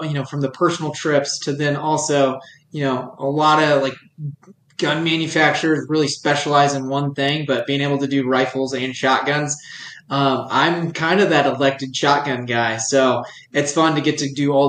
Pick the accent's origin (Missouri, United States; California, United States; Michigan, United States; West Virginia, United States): Missouri, United States; central; now in Sheridan, United States; I grew up in the Midwest. I'm from, originally from Missouri, central Missouri.